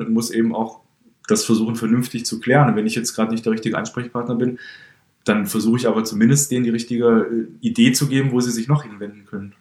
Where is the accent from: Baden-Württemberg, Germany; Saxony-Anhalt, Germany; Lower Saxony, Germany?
Saxony-Anhalt, Germany; Halle; moved away as an adult; now in Berlin, Germany; bin kein gebürtiger Berliner, komme ursprünglich aus Halle an der Saale